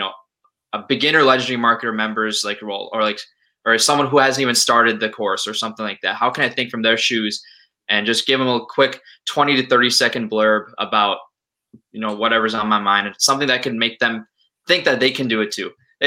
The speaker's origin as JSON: {"language": "English", "town": "Minneapolis", "region": "Minnesota", "country": "United States", "said": "I'm also from Minneapolis"}